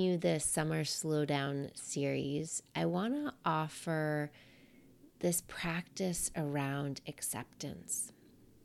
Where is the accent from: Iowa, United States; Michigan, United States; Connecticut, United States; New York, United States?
New York, United States; I'm a New Yorker.